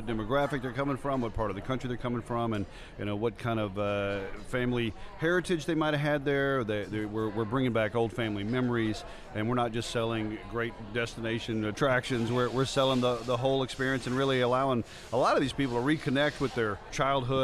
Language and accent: English; Biloxi, Mississippi, United States; now in Gatlinburg, United States; I'm originally from Biloxi, Mississippi.